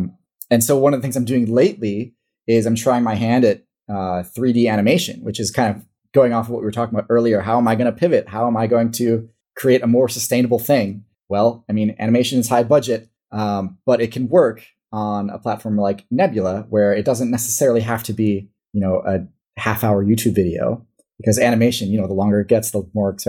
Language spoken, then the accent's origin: English; Midwest, United States; accent: Midwestern; at least how I would read it in English in my Midwestern accent.